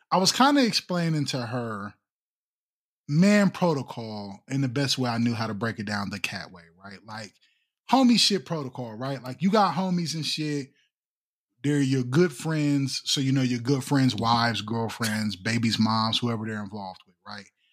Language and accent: English; Columbus, Ohio, United States; I was born and raised in Columbus